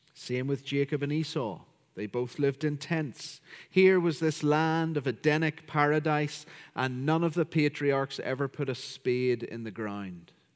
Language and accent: English; County Down, Northern Ireland, United Kingdom; as you can hear from my accent, I'm from County Down, Northern Ireland